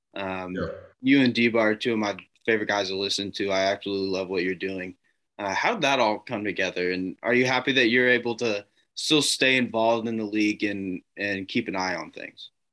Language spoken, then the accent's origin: English; Indianapolis, Indiana, United States; born or raised there